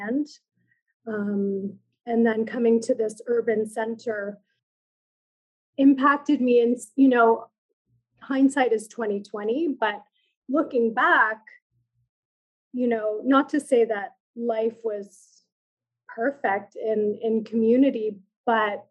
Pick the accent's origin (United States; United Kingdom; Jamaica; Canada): Canada; Iqaluit, Nunavut; now in Toronto, Canada; I'm an urban Inuk, but I grew up in community on Baffin Island in Iqaluit, with my community on my motherland.